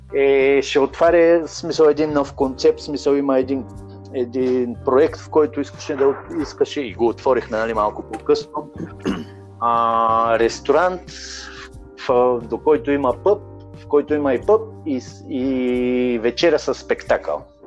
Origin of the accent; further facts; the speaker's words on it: Bulgaria; also born or lived in Lovech / Madrid / Las Rozas; now in Ibiza, Spain; аз съм българин